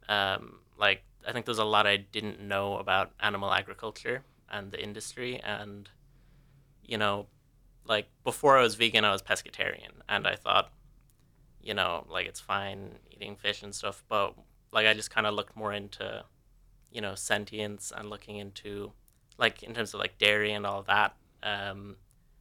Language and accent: English; Tipperary, Munster, Ireland; moved away as an adult; also born or lived in Dublin; now in Cork, Ireland; I was born in Dublin and I lived there for 10 years before moving to Tipperary for 10 years